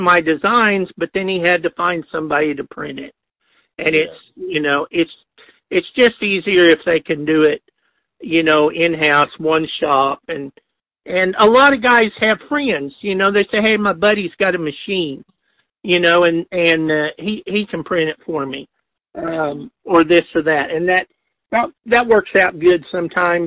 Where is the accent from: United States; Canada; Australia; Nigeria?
United States; Enid, Oklahoma; I grew up in Enid